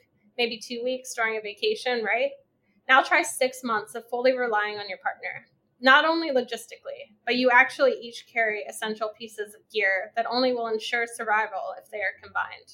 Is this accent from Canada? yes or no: no; Pennsylvania, United States; my home state of Pennsylvania